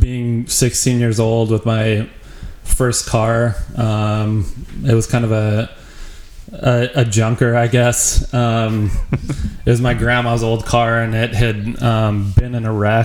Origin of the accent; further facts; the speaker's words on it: Wyoming, United States; moved away as an adult; also born or lived in Denver, Colorado; I'm from a small town in Wyoming